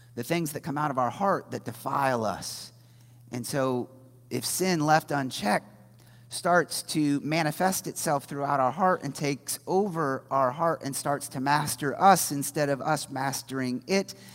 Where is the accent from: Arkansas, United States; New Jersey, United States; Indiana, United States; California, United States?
Indiana, United States; moved away as an adult; also born or lived in New Orleans; I grew up in Indiana